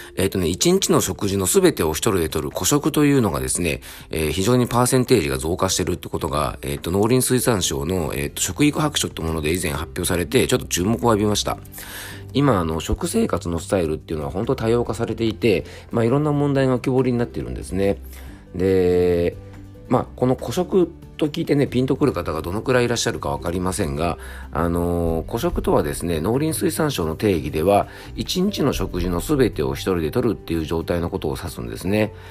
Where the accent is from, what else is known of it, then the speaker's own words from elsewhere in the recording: Yamanashi, Japan; 僕の地元山梨